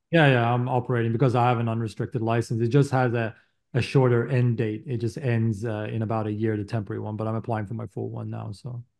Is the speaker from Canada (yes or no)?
yes; Canada; moved away as an adult; now in United States; I'm Canadian